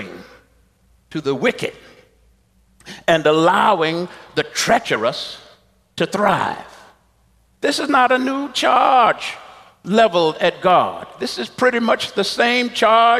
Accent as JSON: {"language": "English", "region": "Texas", "country": "United States", "tie": "born or raised there", "moved": "yes", "said": "when I was a young pastor in Texas, my home state"}